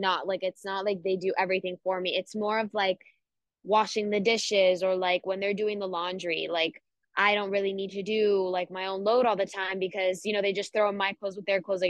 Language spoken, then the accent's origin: English; Miami, Florida, United States; we're from Miami